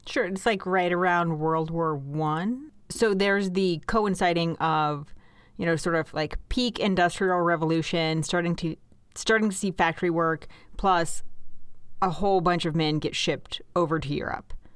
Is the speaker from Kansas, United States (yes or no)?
yes; Kansas, United States; born and raised in Kansas